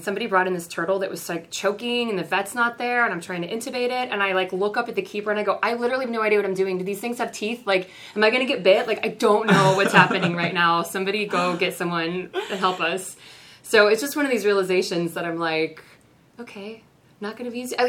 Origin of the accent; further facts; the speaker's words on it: Kansas City, Missouri, United States; moved away; I'm from Kansas City